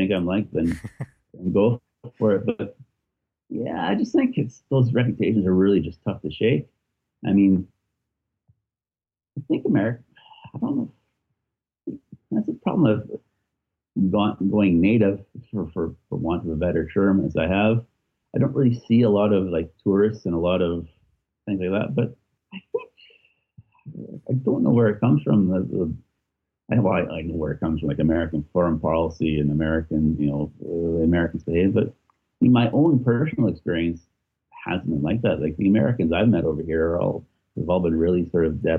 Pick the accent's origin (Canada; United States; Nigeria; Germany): Canada; Edmonton, Alberta; moved away as an adult; now in Belfast, United Kingdom; growing up in Edmonton, growing up in Canada